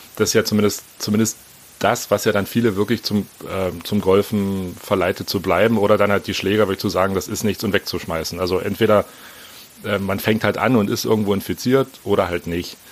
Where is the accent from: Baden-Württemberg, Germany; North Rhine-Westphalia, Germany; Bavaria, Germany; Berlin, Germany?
Berlin, Germany; bin 42, wie gesagt, bin aus Berlin.